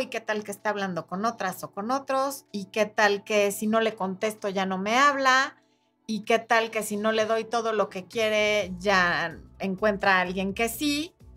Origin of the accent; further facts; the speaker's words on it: Mexico; en mi país, que es México